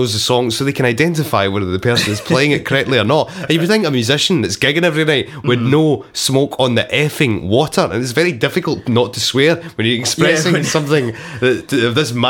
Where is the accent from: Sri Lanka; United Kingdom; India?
United Kingdom; Airdrie, Scotland; I'm actually from Airdrie.